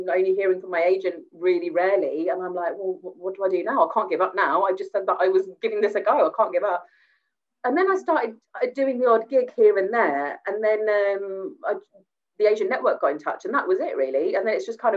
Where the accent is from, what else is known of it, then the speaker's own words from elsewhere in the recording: Gravesend, South East England, United Kingdom; it was in Gravesend, so it was in my hometown as well.